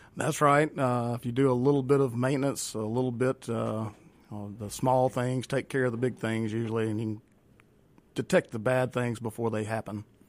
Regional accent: Raymond, Mississippi, United States; I am from Raymond. Okay. Been in Raymond all my life

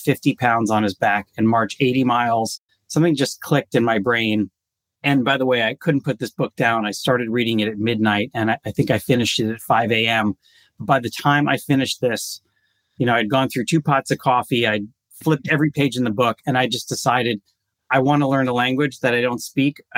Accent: United States; also born or lived in Israel; I grew up here in the U.S.

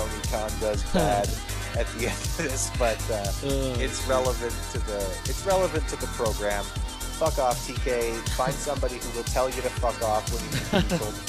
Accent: Canada; I'm Canadian

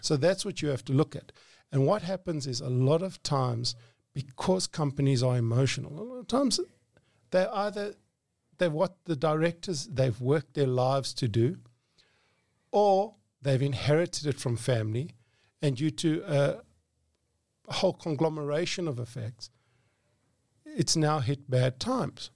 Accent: Johannesburg, Gauteng, South Africa; I grew up in Johannesburg

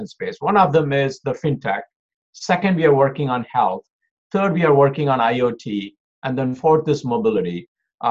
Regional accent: India; moved away as an adult; also born or lived in Oklahoma, United States; now in Detroit, United States; I was born in India. I did my schooling. I finished my bachelor's out of India. Then I came to US for my master's

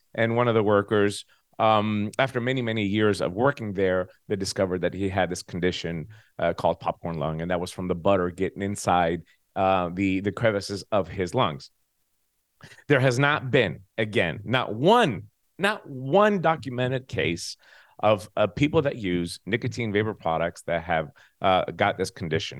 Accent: United States; moved away as an adult; also born or lived in Tennessee; now in Greece; I am an American

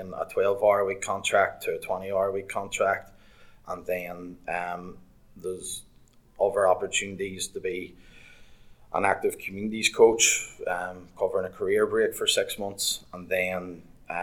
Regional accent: Portadown, Northern Ireland, United Kingdom; also born or lived in Liverpool; I'm from Portadown, Craigavon area.

